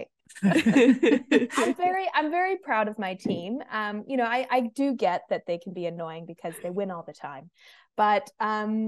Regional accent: United States; moved away as an adult; now in Melbourne, Australia; my accent. I'm from the US

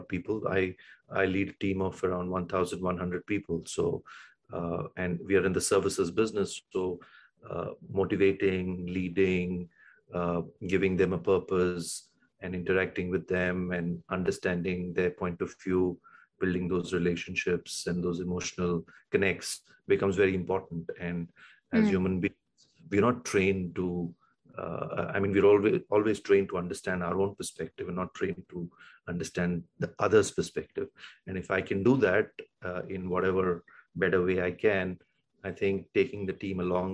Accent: Mumbai, Maharashtra, India; also born or lived in south India (family village); I grew up in Bombay, Mumbai, which is India's commercial capital

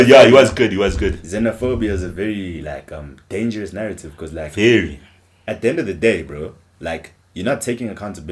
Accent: Johannesburg, Gauteng, South Africa; we're from Johannesburg

